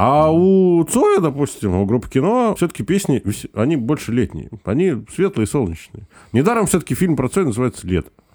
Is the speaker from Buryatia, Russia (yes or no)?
no; Biysk, Altai Krai, Russia; moved away; also born or lived in Saint Petersburg / Estonia; я вырос в Алтайском крае, у нас летом всегда жарко